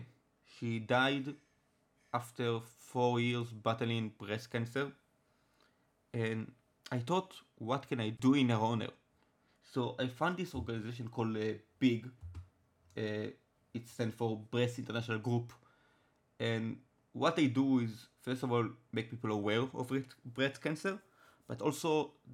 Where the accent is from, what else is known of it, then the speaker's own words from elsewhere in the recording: Israel; first language Hebrew; English is a second language; I'm from Israel. My first language is Hebrew.